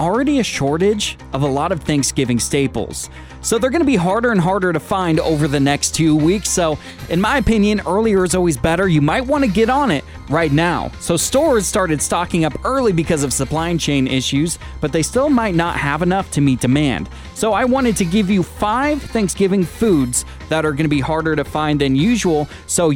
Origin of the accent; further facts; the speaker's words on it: Puyallup, Washington, United States; now in Sonoma County, United States; I worked in a parking lot at my hometown fairgrounds. It's called the Washington State Fair in Puyallup, Washington.